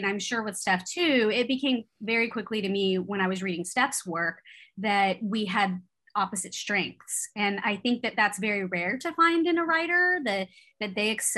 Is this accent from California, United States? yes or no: yes; California, United States; I grew up in California